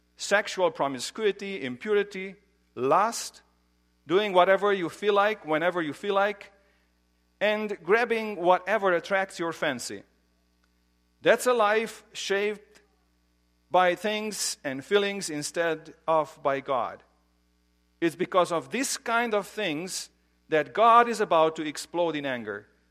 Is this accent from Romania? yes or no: yes; Romania; moved away; I grew up in Romania